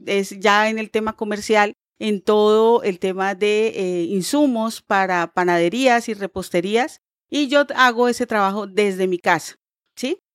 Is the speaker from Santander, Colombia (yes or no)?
yes; Bucaramanga, Santander, Colombia; moved away as an adult; also born or lived in Barranquilla; now in Bogotá, Colombia; yo realmente nací en Bucaramanga. Eh, viví en Bucaramanga tal vez como por 26 años, los primeros 26 años de mi vida.